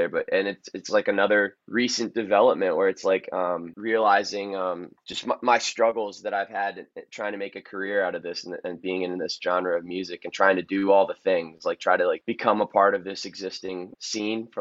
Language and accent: English; Annapolis, Maryland, United States; downtown Annapolis, which is the city I'm from.